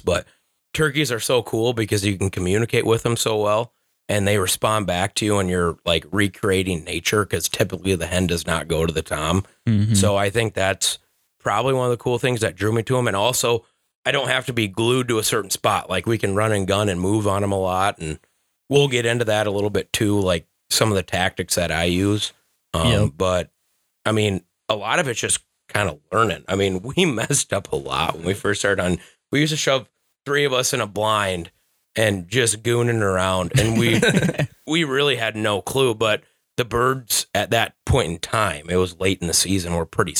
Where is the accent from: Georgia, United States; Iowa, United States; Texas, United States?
Iowa, United States; Thompson; I grew up in Thompson, Iowa